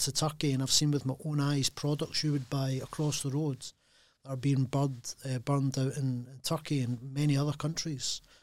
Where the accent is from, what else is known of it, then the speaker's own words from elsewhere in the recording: Glasgow, Scotland, United Kingdom; being Glaswegian